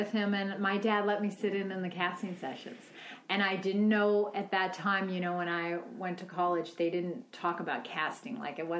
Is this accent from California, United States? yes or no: yes; Los Angeles, California, United States; I grew up in Los Angeles.